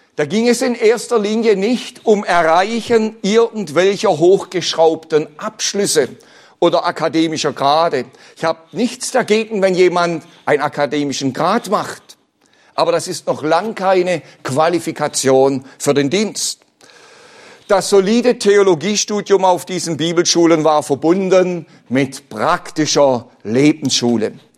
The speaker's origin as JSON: {"language": "German", "town": "Bad Liebenzell", "region": "Baden-Württemberg", "country": "Germany", "tie": "born or raised there", "said": "Ich bin ja selbst auf dem Missionsberg in Bad Liebenzell aufgewachsen."}